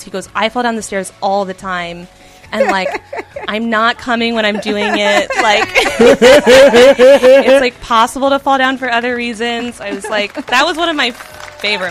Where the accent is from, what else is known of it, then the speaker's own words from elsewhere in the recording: Baton Rouge, Louisiana, United States; moved away; my hometown. So my parents live in Baton Rouge